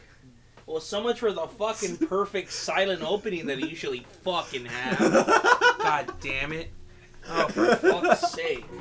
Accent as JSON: {"language": "English", "town": "Compton", "region": "California", "country": "United States", "said": "I'm from Compton, sure, and it's pretty ghetto here"}